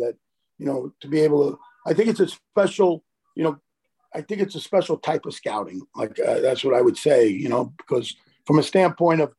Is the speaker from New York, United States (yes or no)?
yes; New York City, New York, United States; My parents were both born in Italy, and you know, I grew up in the Bronx